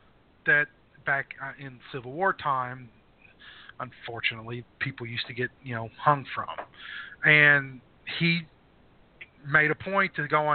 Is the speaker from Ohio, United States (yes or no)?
yes; Ohio, United States; moved away; I'm originally from Ohio.